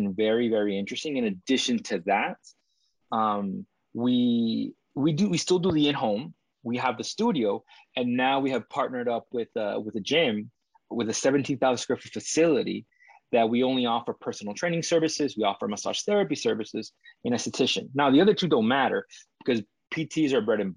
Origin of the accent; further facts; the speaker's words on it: Dominican Republic; now in Toronto, Canada; I come from the Dominican Republic